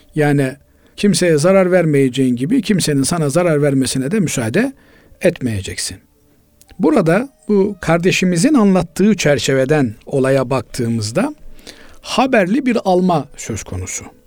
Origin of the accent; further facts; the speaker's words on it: Black Sea Region, Turkey; Bizim Karadeniz'in